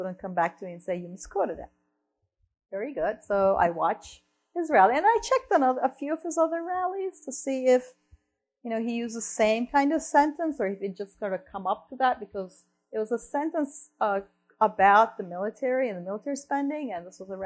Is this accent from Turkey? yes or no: yes; Turkey; moved away; I mentioned I'm from Turkey, right? I'm from Turkey.